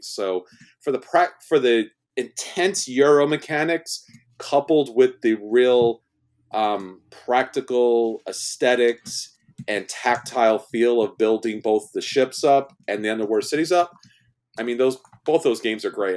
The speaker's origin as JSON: {"language": "English", "region": "New York", "country": "United States", "said": "I'm from New York and I'm Italian"}